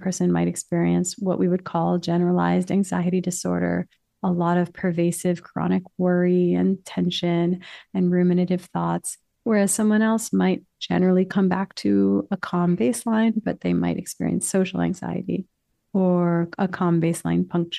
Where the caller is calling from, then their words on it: New York City, New York, United States; New York City.